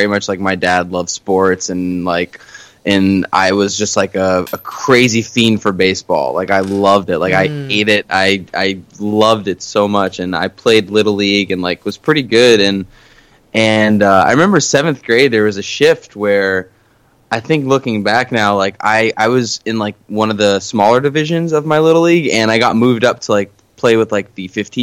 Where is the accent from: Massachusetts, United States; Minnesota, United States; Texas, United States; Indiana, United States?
Massachusetts, United States; Boston; first language Portuguese; English is a second language; also born or lived in Queens, New York / Winthrop, Massachusetts / Burlington, Massachusetts; now in Salem, Massachusetts, United States; And then I moved 4 hours north to the cooler part of the country and had my formative years pretty much here. So when someone asks me where I'm from, I pretty much say Boston